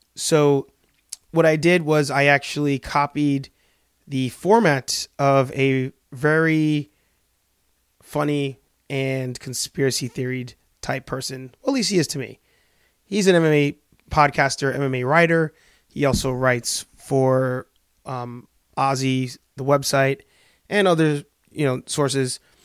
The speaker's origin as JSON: {"language": "English", "region": "New York", "country": "United States", "tie": "born or raised there", "also_born_or_lived": "Spanish Harlem, New York", "moved": "as an adult", "lives_now": "Boston, United States", "said": "born and raised in the Bronx in New York"}